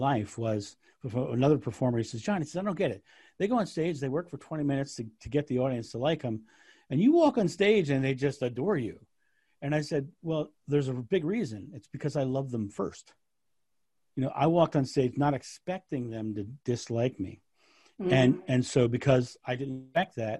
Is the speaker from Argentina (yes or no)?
no; United States; I'm American.